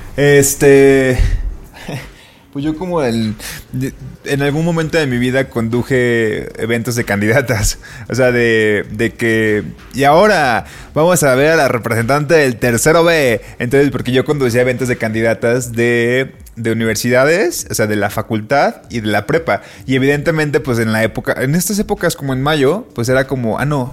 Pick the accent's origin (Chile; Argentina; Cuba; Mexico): Mexico; Colima; now in Mexico City, Mexico; de chiquito en Colima había una sección en un periódico